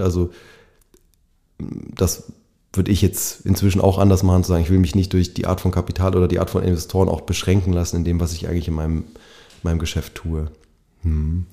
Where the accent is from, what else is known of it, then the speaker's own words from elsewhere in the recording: Bavaria, Germany; ich bin in Bayern aufgewachsen, also in, in Westdeutschland im kapitalistischen Westen